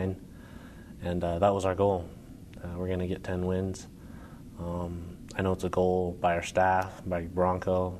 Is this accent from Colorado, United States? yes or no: no; Hawaii, United States; I was born in Hawaii